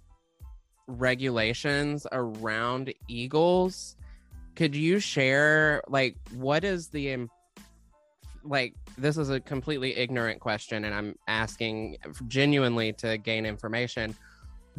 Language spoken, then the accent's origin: English; the South, United States; I'm from the South.